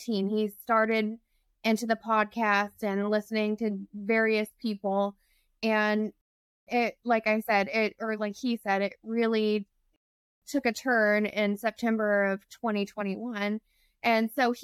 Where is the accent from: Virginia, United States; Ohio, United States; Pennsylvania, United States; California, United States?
Virginia, United States; Browntown; We live in Browntown, Virginia, which is in the middle of nowhere, not even a stoplight.